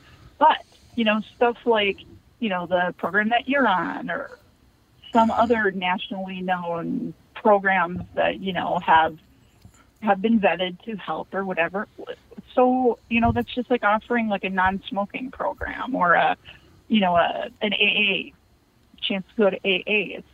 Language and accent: English; Scotland, United Kingdom; I'm Scottish. I'm Scotch, so we stand by it on that one.